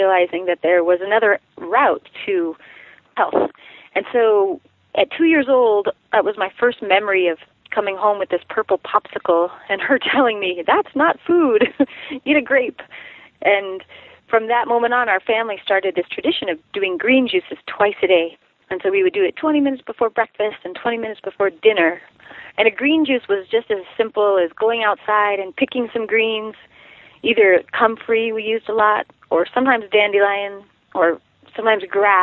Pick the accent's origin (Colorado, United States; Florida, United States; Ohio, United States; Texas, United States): Colorado, United States; Durango; I grew up in Durango, Colorado